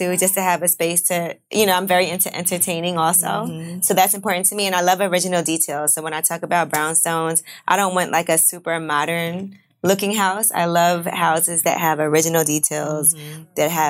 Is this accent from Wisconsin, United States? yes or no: no; New York City, New York, United States; I'm from Brooklyn, and brownstones growing up in Brooklyn is like the be-all, end-all.